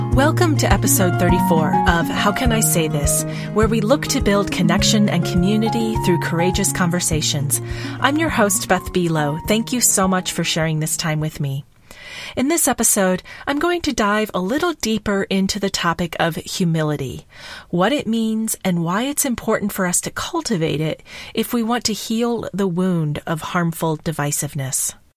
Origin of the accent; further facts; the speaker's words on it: Kentucky, United States; I grew up in Kentucky